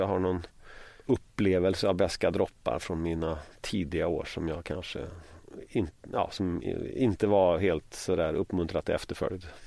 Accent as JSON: {"language": "Swedish", "area": "Västergötland", "region": "Västra Götaland", "country": "Sweden", "said": "jag kommer ju från Västergötland"}